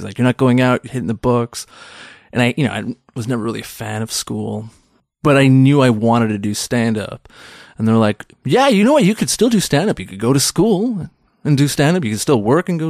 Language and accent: English; Pakistan; We're Pakistani.